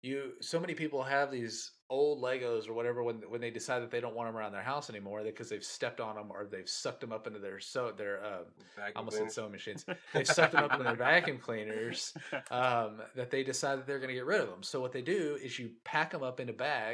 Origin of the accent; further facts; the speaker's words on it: Chandler or Brownsboro, Texas, United States; we were growing up in Chandler or Brownsboro